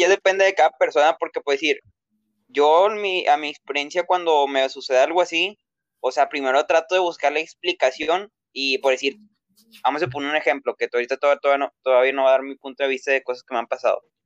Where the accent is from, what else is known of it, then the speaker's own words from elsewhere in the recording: Mexico; aquí en México, porque somos de México